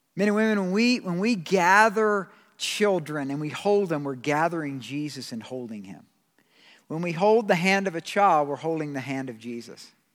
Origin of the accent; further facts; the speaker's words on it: Georgia, United States; I'm from Georgia